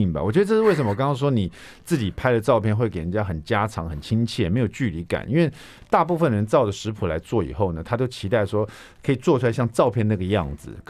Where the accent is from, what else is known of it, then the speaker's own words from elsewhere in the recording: Taiwan; 所以说，我们我们台湾人也很喜欢吃日本料理